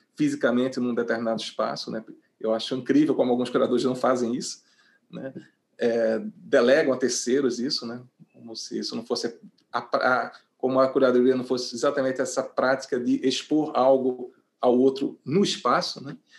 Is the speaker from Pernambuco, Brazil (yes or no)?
yes; Recife, Pernambuco, Brazil; moved away as an adult; é a cidade onde eu nasci, onde eu moro, saí, voltei, enfim, mas é onde moro